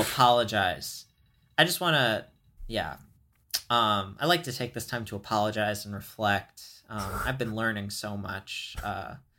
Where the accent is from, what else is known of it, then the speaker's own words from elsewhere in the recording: United States; I am American